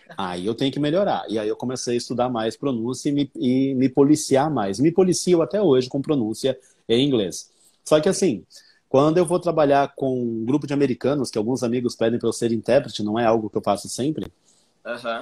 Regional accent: Brazil; accent: Brazilian; Meu sotaque é sotaque de brasileiro

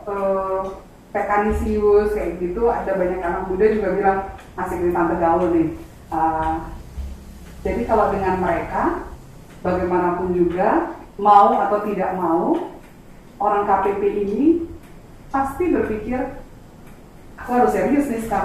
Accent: Java, Indonesia; karena kita orang Jawa bilang

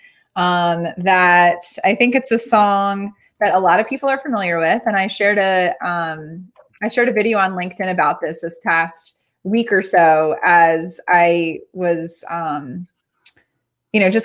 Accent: Baltimore, Maryland, United States; also born or lived in Spain; I live, born and raised in Baltimore, Maryland

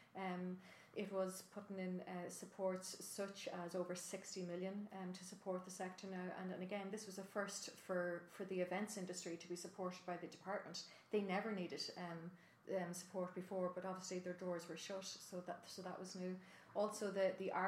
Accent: County Monaghan, Ireland; moved away; I'm originally from County Monaghan, even though I represent Dublin Rathdown

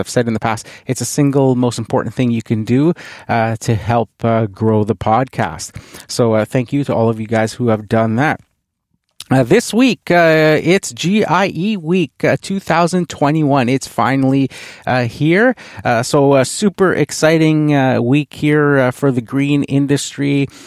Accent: Canada; being a Canadian

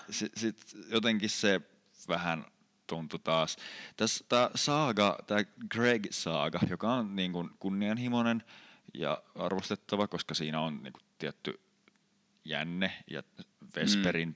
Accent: Sastamala, Pirkanmaa, Finland; kotipaikkakuntani Sastamalan

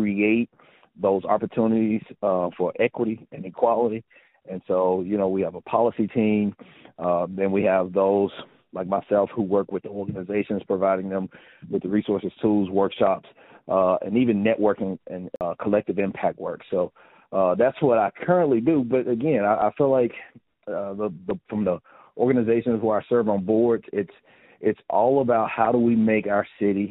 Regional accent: Hughes, Arkansas, United States; now in Memphis, United States; I will forever proudly say I'm from Hughes

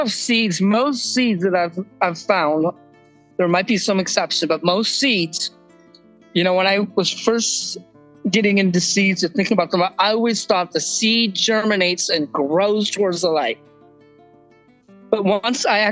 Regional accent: San Diego, California, United States; also born or lived in Germany; now in Kauai, United States; my family moved when I was seven to San Diego.

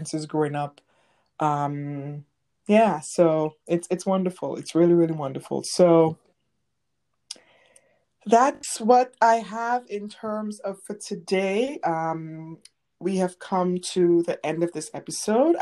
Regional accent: St. Vincent & Grenadines; moved away; growing up in St. Vincent

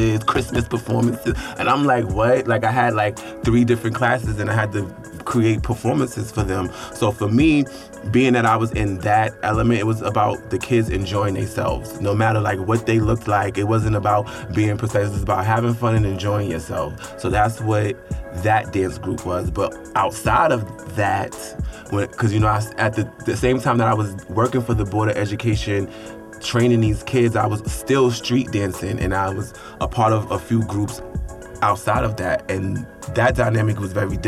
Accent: New York City, New York, United States; I'm from Harlem

